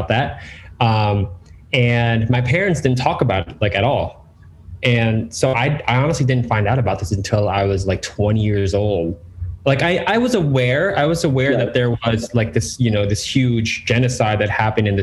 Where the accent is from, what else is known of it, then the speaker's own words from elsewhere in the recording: York, Pennsylvania, United States; I grew up in York, Pennsylvania.